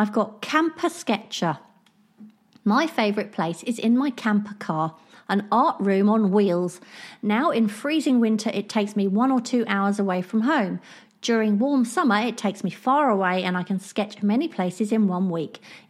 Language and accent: English; Scotland, United Kingdom; I'm Scottish, so I'd obviously say somewhere like Skye or the Highlands